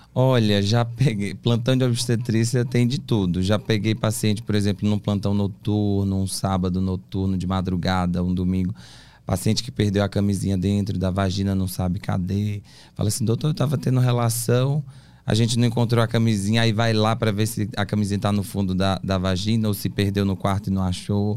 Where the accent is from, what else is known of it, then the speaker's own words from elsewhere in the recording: Teresina, Piauí, Brazil; moved away as an adult; now in São Paulo, Brazil; Sou de Teresina, Piauí.